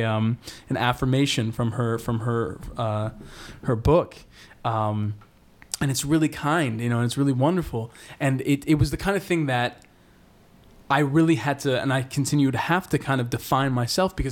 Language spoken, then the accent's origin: English; Boston, Massachusetts, United States; I grew up in Boston